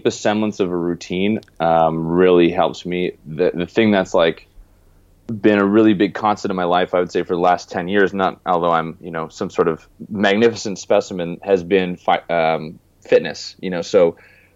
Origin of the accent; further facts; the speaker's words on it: Canada; moved away as an adult; also born or lived in California; I grew up in Canada and moved away 4 years ago and lived in California before I went location independent